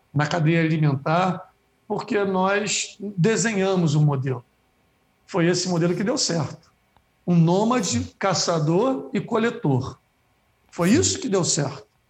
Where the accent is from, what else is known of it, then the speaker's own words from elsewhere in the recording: Rio de Janeiro, Brazil; Eu sou da Praia da Macumba